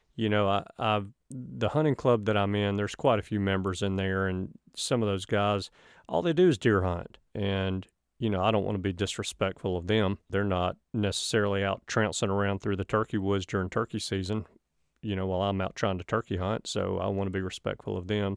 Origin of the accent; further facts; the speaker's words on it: the South, United States; I'm from the South